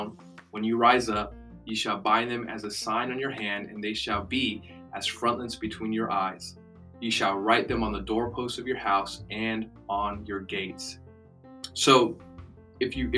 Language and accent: English; United States; we're American Christians